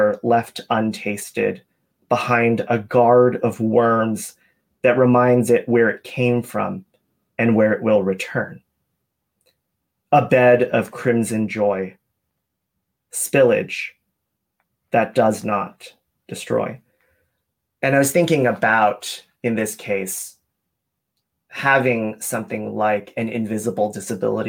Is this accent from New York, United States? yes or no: no; Atlanta, Georgia, United States; I grew up in Atlanta